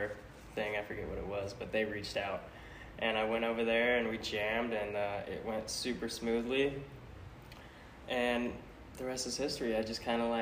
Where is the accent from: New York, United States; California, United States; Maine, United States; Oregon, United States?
Oregon, United States; Central; I grew up in Central Oregon, out in a little small farm town